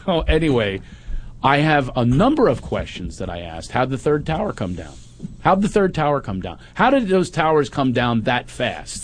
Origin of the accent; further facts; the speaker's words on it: Philadelphia, Pennsylvania, United States; moved away; I'm from right across the river, Philly